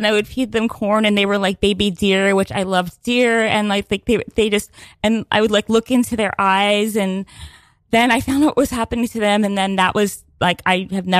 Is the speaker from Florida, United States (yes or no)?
no; Pennsylvania, United States; Well, I grew up like in Pennsylvania, and I was obsessed with horses as a child